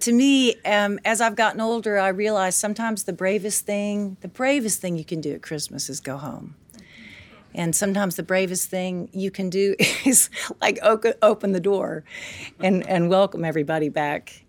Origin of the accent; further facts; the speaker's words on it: Tennessee, United States; I grew up in Tennessee